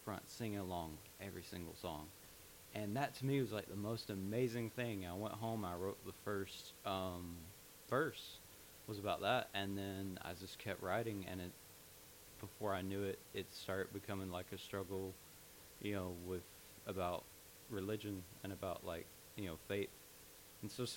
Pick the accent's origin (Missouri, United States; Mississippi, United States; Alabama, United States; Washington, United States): Alabama, United States; Birmingham area; I live out, like, towards Pinson, so it's a little bit of a drive, but I hang out in Birmingham a lot, so it's easier just to say I'm from Birmingham than, you know, Clay, Alabama.